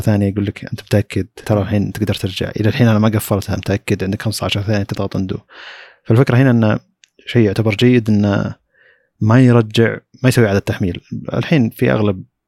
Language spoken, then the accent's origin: Arabic; Saudi Arabia; عندنا في السعوديه